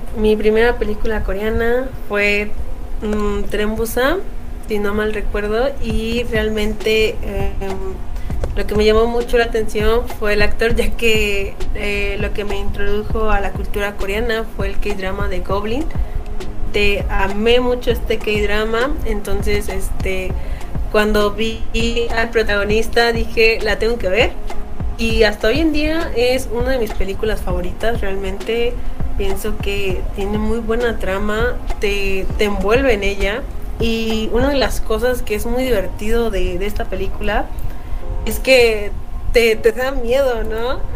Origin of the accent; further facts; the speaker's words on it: Mexico; Sí, soy mexicana